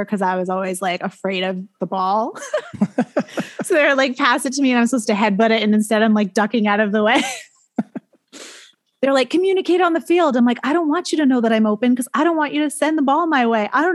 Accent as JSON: {"language": "English", "region": "New Hampshire", "country": "United States", "tie": "born or raised there", "also_born_or_lived": "Maine / Boston", "said": "I grew up in New Hampshire. I went to college in Maine and then I moved to Boston and now I'm back in New Hampshire"}